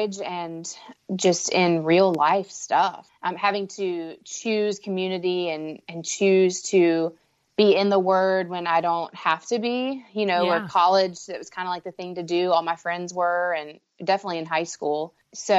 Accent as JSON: {"language": "English", "town": "Raleigh", "region": "North Carolina", "country": "United States", "said": "I'm from Raleigh, North Carolina."}